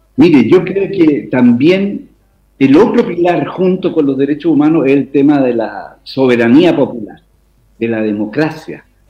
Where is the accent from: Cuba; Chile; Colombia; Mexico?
Chile; como chilenos